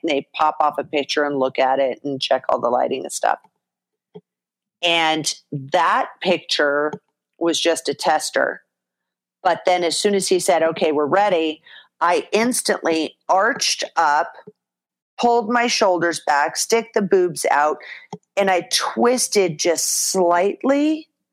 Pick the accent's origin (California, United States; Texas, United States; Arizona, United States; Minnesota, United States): California, United States; Orange County; I'm from Orange County, California